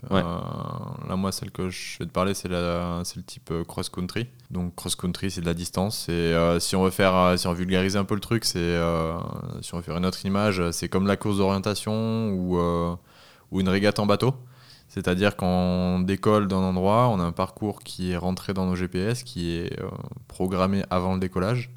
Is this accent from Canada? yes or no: no; Southern Alps, near the Ubaye valley, Provence-Alpes-Côte d'Azur, France; also born or lived in Annecy; j'ai 27 ans, je viens des Alpes du Sud près de la vallée du Dubaï